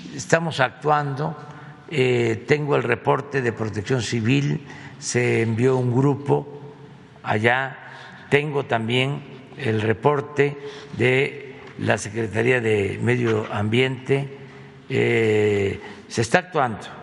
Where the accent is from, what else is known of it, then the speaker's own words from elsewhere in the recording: Tepetitán, Tabasco, Mexico; estaba estudiando, dices 10 años, sí, el cuarto año, sí, en Tepetitán. Mi escuela se llama Marcos E. Becerra, un historiador, lingüista mm, tabasqueño chiapaneco de primera. Entonces, mi pueblo tenía la fortuna